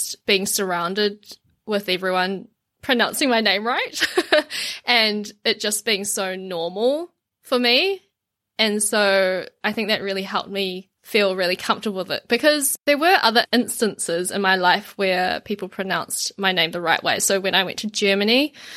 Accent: Auckland, New Zealand; the area that I grew up in Auckland now is, like, Asia Central

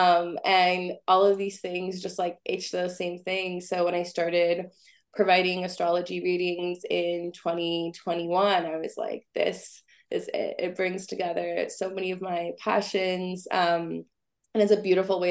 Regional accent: San Francisco Bay Area, California, United States; I'm originally from the San Francisco Bay Area

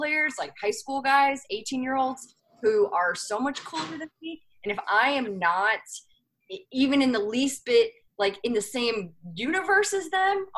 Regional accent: Missouri, United States; moved away as an adult; also born or lived in New York; I'm from Missouri

